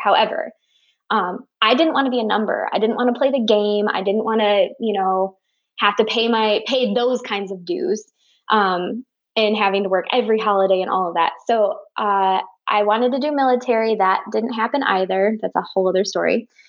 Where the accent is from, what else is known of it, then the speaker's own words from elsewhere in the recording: Michigan, United States; I'm from Michigan